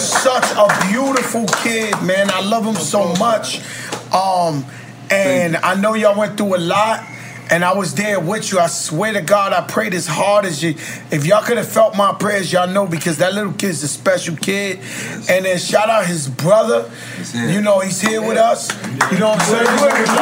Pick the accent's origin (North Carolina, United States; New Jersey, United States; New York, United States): New York, United States; New York City; now in Miami, United States; My home is the Bronx, New York.